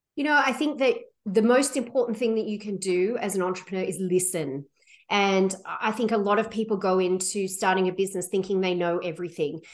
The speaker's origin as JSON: {"language": "English", "town": "Sydney", "region": "New South Wales", "country": "Australia", "tie": "born or raised there", "moved": "as an adult", "lives_now": "Vancouver, Canada", "said": "I came from, I grew up in Sydney, Australia"}